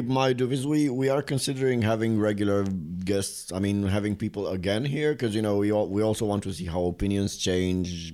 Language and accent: English; Bucharest, Romania; now in Prague, Czech Republic; I come from a place no one wants to visit. It's not a thing on a, on a you know on the global map of tourism. Bucharest